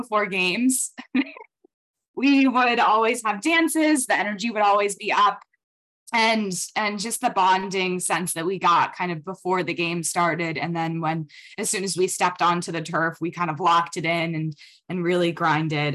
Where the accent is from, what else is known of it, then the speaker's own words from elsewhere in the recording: Alexandria, Virginia, United States; not many people from my hometown like know about Holy Cross